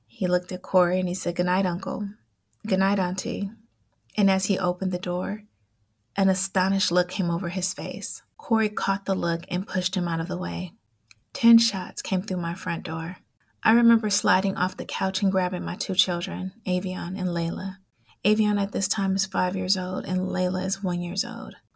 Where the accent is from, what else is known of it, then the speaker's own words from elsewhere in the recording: Oakland, California, United States; I grew up in East Oakland